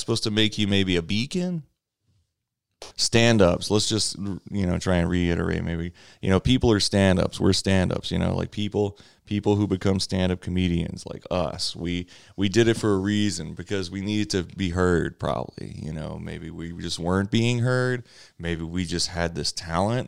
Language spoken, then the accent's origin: English; Louisiana, United States; moved away as an adult; also born or lived in South Los Angeles; now in Los Angeles, United States; I'm from Louisiana